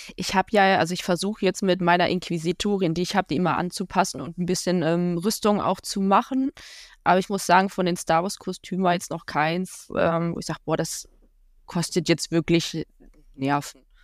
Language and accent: German; Ruhr area, North Rhine-Westphalia, Germany; Ich komme aus dem Ruhrgebiet